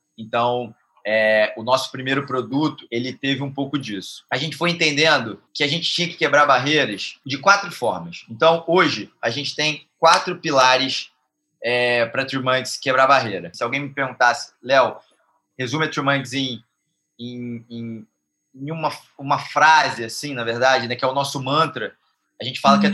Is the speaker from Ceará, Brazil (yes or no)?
no; Rio de Janeiro, Brazil; a marca é daqui, somos cariocas